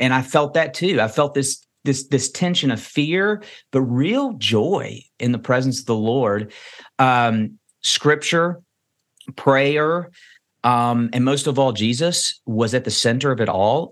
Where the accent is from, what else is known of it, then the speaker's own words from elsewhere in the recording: Kentucky, United States; I'm born and raised in Kentucky